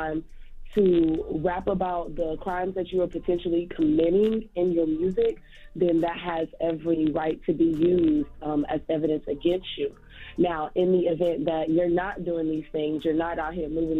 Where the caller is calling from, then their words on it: Savannah, Georgia, United States; I'm calling from Savannah.